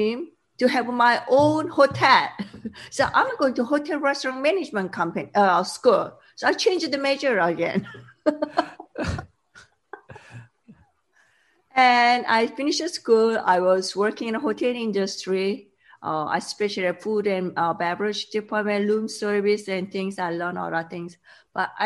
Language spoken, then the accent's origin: English; South Korea; English is a second language; moved away as an adult; also born or lived in Sweden / Boston, Massachusetts; When I was young, I grew up in South Korea